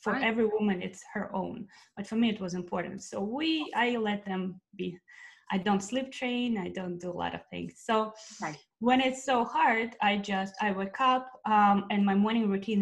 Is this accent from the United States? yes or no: no; Russia; moved away; I'm originally from Russia, and I've been here for a while.